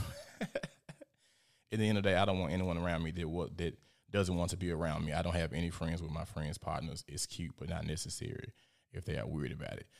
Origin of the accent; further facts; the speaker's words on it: Memphis, Tennessee, United States; I'm a little gangster 'cause I'm from South Memphis